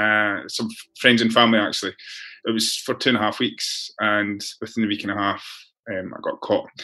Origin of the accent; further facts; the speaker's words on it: Scotland, United Kingdom; now in Perth, Australia; as you can tell, my accent, I'm originally from Scotland.